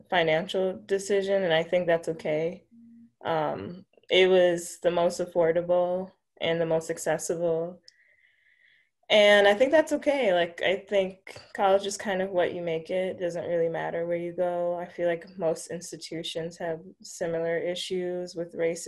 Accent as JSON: {"language": "English", "town": "Milwaukee", "region": "Wisconsin", "country": "United States", "tie": "born or raised there", "said": "I grew up here on the north side of Milwaukee. I've been here all my life"}